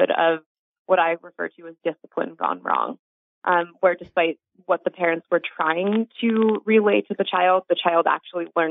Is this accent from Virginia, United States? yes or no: no; New York, United States; I grew up Jewish in New York